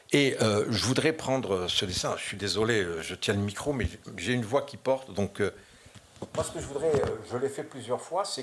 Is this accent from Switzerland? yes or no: no; France; Mais je suis français, fier de l'être.